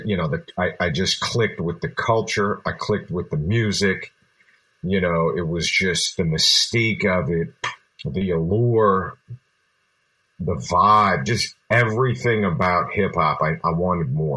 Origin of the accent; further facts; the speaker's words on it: Berkeley, California, United States; also born or lived in Japan; I came from Berkeley, California. I was born in Japan, but eventually we moved to Berkeley, California around the time that I was 5.